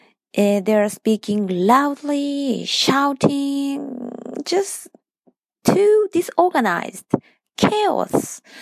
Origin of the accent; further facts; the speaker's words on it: Japan; English is a second language; from Japan.